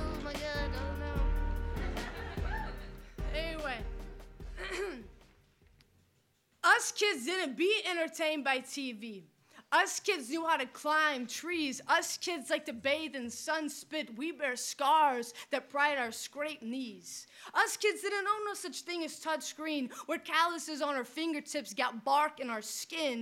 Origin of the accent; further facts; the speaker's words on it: Tupelo, Mississippi, United States; moved away; I was born, bred, and raised in Mississippi in a town called Tupelo